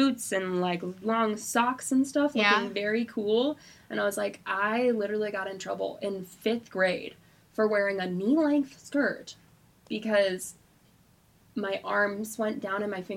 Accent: Georgia, United States; I'm from Georgia

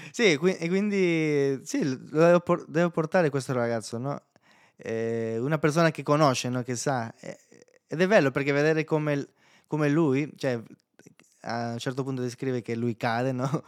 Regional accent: El Salvador; Italian is a second language; moved away as an adult; now in Italy; nel mio paese fino a ventitré anni, eh, ed è un paese molto pericoloso

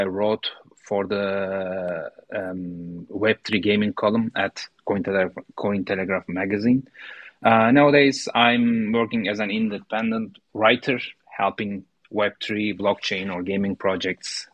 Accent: Turkey; I'm from Turkey

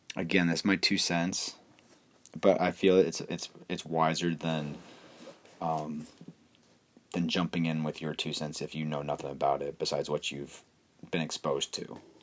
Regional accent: Cleveland, Ohio, United States; I'm from Cleveland

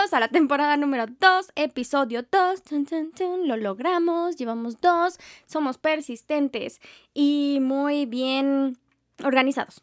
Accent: State of Mexico, Mexico; Yo soy Team Estado de México

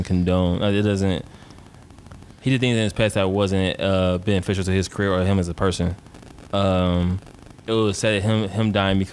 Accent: Detroit, Michigan, United States; I'm from Detroit

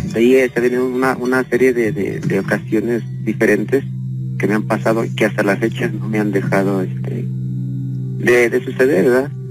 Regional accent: León, Guanajuato, Mexico; Yo soy de aquí de León, Guanajuato. Este, y soy de la colonia Bellavista.

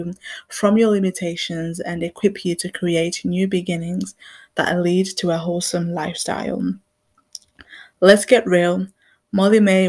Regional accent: Zimbabwe; now in England; I grew up in Zimbabwe

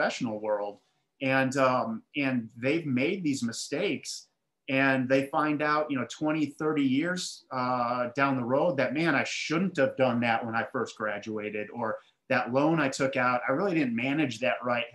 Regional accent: Milwaukee, Wisconsin, United States; now in Charlotte, United States; So I grew up in Milwaukee. I live in Charlotte, North Carolina right now, but Milwaukee, Wisconsin

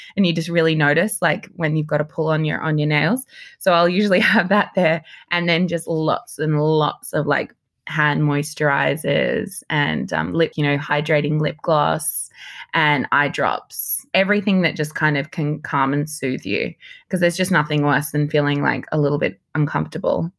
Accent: Sydney, New South Wales, Australia; moved away as an adult; also born or lived in Papua New Guinea / New York / London / Los Angeles; growing up in Sydney as a young girl, I can definitely see, like, when I look back at pictures, you know, I grew up in Southlandshire

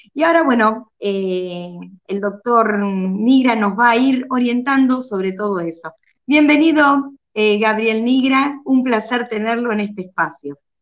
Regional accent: Argentina; que soy de Argentina

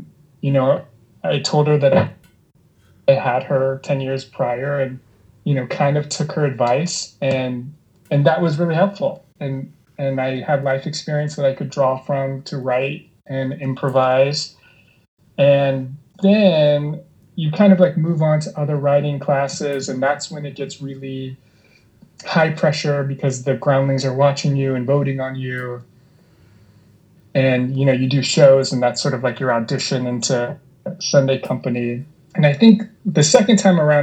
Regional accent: Long Beach, California, United States; also born or lived in New York; I'm from Long Beach originally, and then I went to USC. So I've kind of always been in the Southern California world

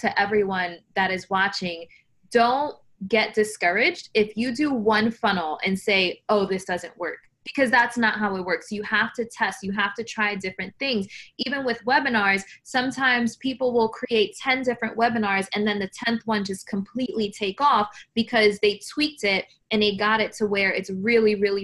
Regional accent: New York City, New York, United States; I was born in the Bronx, New York, single mom.

